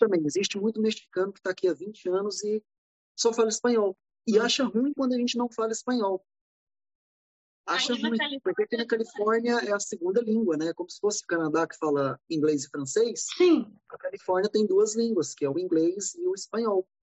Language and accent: Portuguese; Brazil; moved away as an adult; also born or lived in Atlanta, United States; now in Los Angeles, United States; a gente é brasileiro